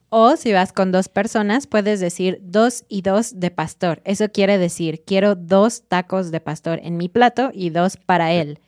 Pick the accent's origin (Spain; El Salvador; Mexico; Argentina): Mexico